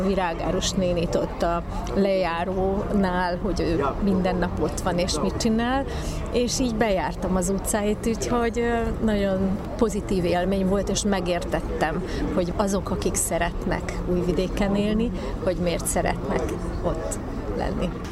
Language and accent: Hungarian; Szeged, Csongrád-Csanád, Hungary; also born or lived in Subotica; a szülővárosom, Szeged.